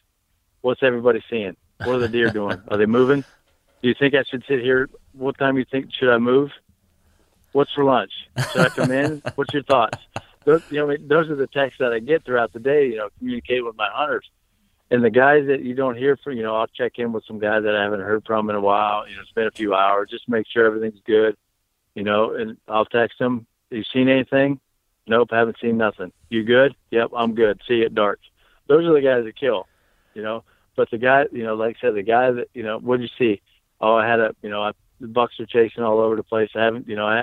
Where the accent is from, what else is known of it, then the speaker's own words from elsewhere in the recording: West Farmington, Ohio, United States; moved away as an adult; I moved here from Northeast Ohio. I was born and raised in a little town called West Farmington